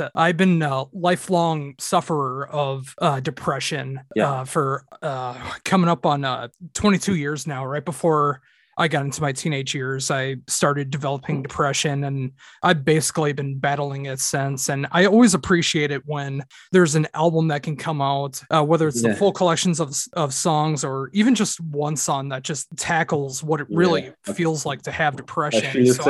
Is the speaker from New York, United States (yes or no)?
no; Minnesota, United States; I'm from Minnesota in the United States.